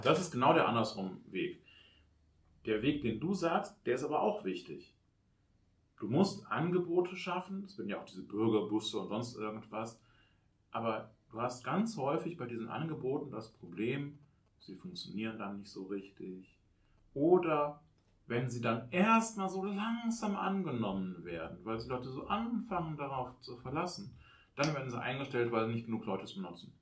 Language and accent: German; Oberbergisches Land, North Rhine-Westphalia, Germany; in meiner Heimatstadt könnte man auf den anderen Berg, zum Hackenberg rauf